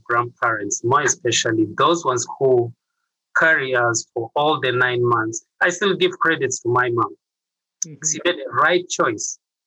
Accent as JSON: {"language": "English", "region": "Central Region", "country": "Uganda", "tie": "born or raised there", "moved": "yes", "lives_now": "Minnesota, United States", "said": "I'm from East Africa, born in central Uganda, which is Kampala area"}